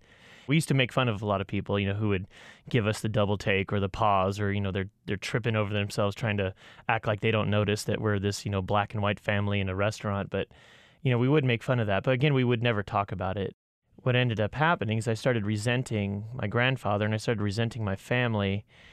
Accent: California, United States; also born or lived in Falmouth, Maine; and I'm a 43-year-old white male from Falmouth, Maine. I grew up in Southern California in a mixed racial family.

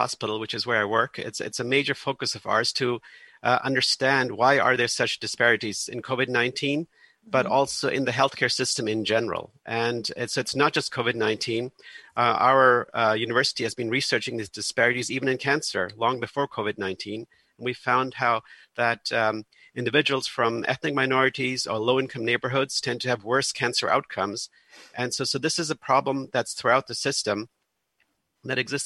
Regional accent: Germany; now in United States; I'm originally from Germany, where it's very normal that in every neighborhood you live

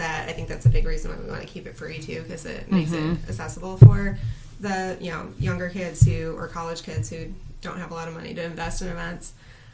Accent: Grand Rapids, Michigan, United States; I grew up in Grand Rapids, mm-hmm. I'm 100% Dutch, I went to Christian schools

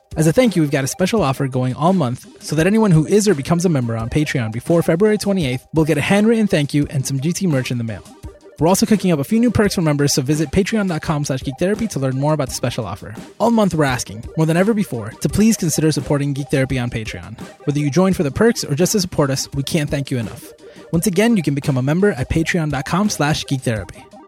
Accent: Puerto Rico; moved away; I was born in Puerto Rico, and that was basically my childhood.

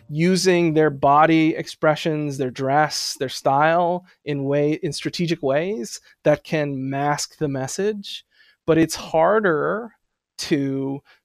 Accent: San Diego, California, United States; moved away as an adult; also born or lived in Berkeley, California / San Francisco, California / Urbana-Champaign, Illinois; now in New Haven, United States; I grew up in North County, San Diego

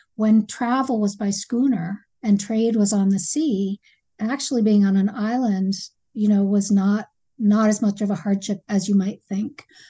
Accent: Acadia, Maine, United States; I grew up hiking in Acadia

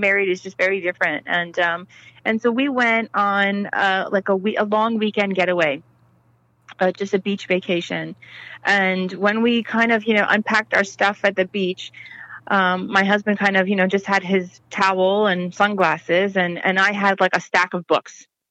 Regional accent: United States; having lived in the United States

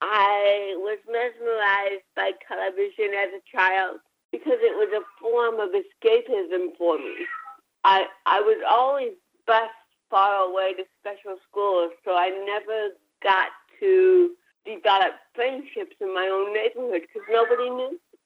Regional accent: Orange County, California, United States; also born or lived in Buffalo, New York; So I grew up in Orange County, California.

